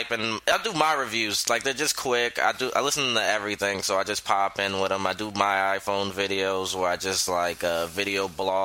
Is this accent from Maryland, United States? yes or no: no; Georgetown, South Carolina, United States; now in New York, United States; 843 for South Carolina, because I'm originally from Georgetown, South Carolina, where the weed's not that good.